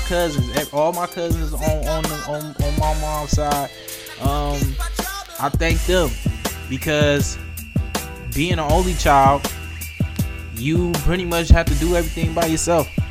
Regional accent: Detroit, Michigan, United States; growing up in Detroit

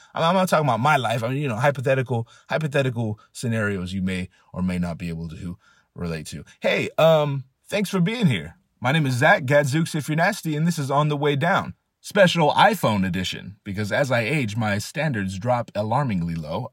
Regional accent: California, United States; I'm from California. We don't know shit about harsh winters.

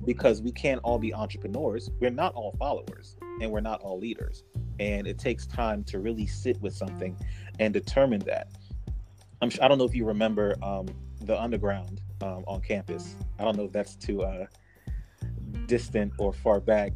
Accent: Newark, New Jersey, United States; also born or lived in Central Virginia; now in Virginia, United States; my hometown of Newark, New Jersey

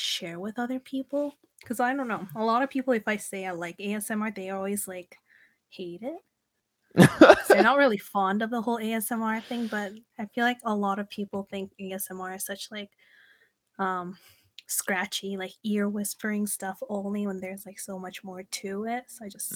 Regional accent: Canada; I'm from Canada

